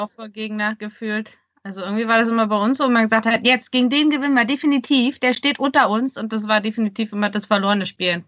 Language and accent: German; Berlin, Germany; als Berliner